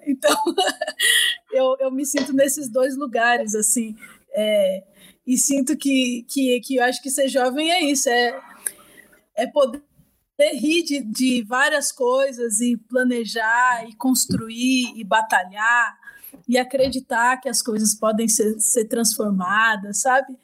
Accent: Itaquaquecetuba, São Paulo, Brazil; Eu fui criada em Itacoaxetuba, que é extremo leste de São Paulo.

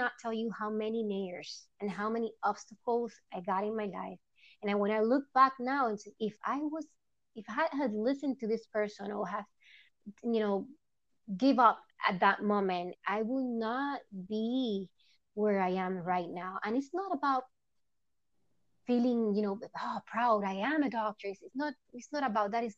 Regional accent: Puerto Rico; English is a second language; moved away; I am from Puerto Rico, Boricua, as we call it.

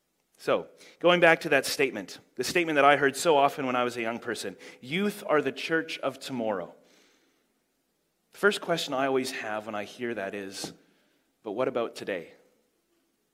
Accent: Canada; now in Huntly, New Zealand; I do live in Huntley now, but I am from Canada, which is why I talk so normally

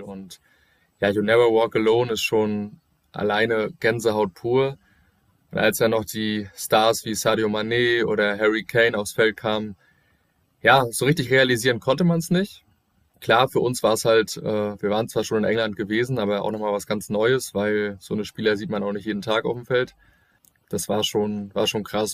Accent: Germany; bei uns in Deutschland

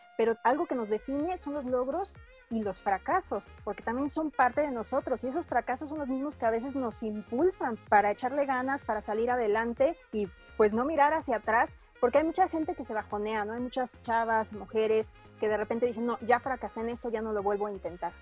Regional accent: Mexico; como mujer como mexicanas

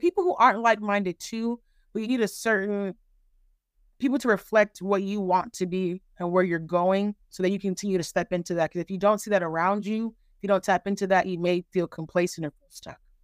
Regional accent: California, United States; also born or lived in Nigeria; now in Texas, United States; I am Nigerian American, born and raised in California. I live in Texas now.

